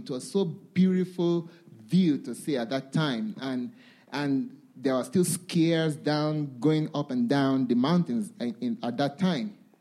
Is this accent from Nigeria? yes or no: yes; Nigeria; I come from Nigeria